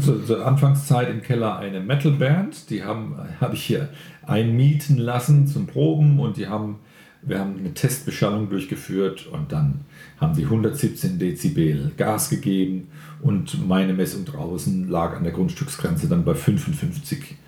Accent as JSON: {"language": "German", "town": "Mannheim", "region": "Baden-Württemberg", "country": "Germany", "tie": "born or raised there", "said": "ich bin in Mannheim groß geworden"}